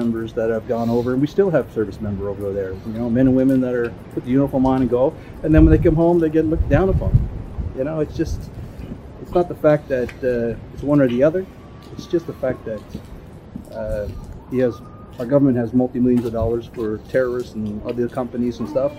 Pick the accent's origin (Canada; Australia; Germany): Germany; I served in Syria, I served in Bosnia, and I'm from Germany.